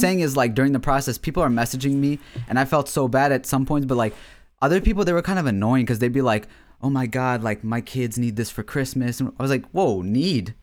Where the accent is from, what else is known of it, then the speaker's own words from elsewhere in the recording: Bel Air, Maryland, United States; my hometown of Bel Air, Maryland